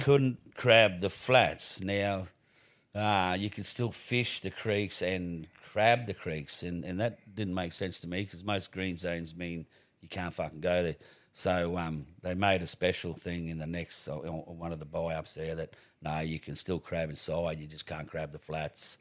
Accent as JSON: {"language": "English", "country": "Australia", "said": "I'm the …"}